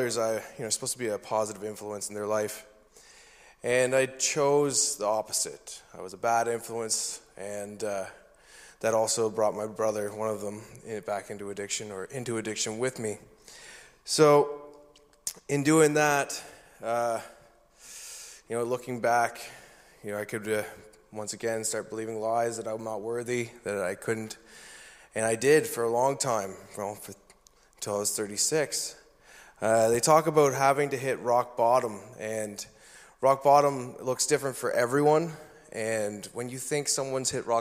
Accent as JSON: {"language": "English", "region": "New Brunswick", "country": "Canada", "tie": "born or raised there", "said": "I was born and raised in New Brunswick"}